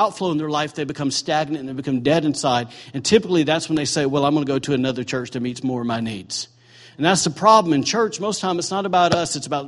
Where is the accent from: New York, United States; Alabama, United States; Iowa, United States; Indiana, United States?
Alabama, United States; now in Maine, United States; I'm from Bama